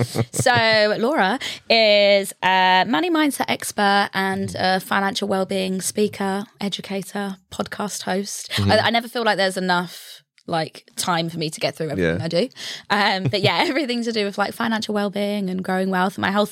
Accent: Stevenage, East of England, United Kingdom; moved away as an adult; Grew up in Stevenage, yeah.

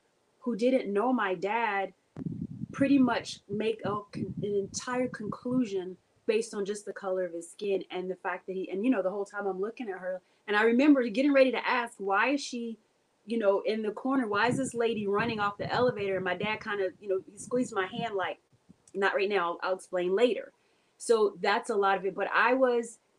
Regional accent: United States; I'm from Carolina

